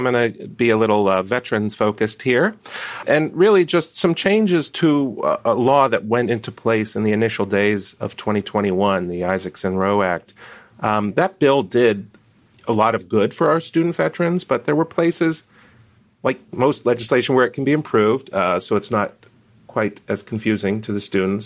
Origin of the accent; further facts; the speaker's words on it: Pennsylvania, United States; one of them's a stone's throw from my hometown in Pennsylvania